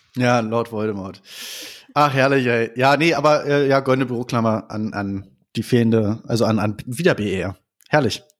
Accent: Germany

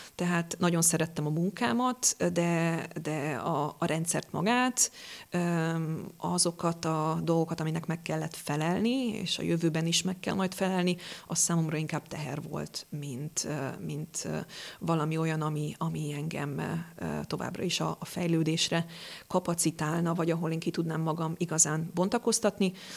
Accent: Dombóvár, Tolna, Hungary; moved away as an adult; now in Pécs, Hungary; Én egy kis városból jövök, Dombováron születtem

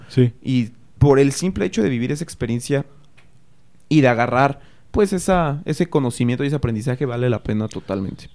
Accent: Cortazar, Guanajuato, Mexico; yo sí soy de aquí. Eh, llevo aquí toda, toda mi vida, Cortázar Celaya

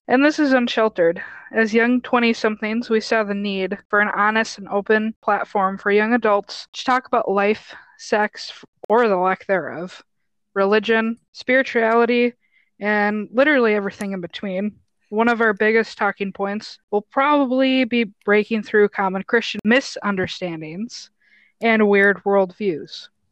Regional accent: Wisconsin, United States; also born or lived in Minnesota; now in Illinois, United States; i was born in minnesota but grew up in wisconsin

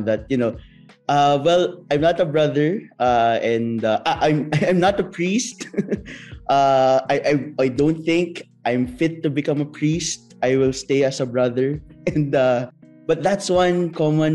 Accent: Philippines; moved away as an adult; now in Japan; I'm actually a Filipino brother, but I'm assigned here now in Japan for about 21 months already since the pandemic started

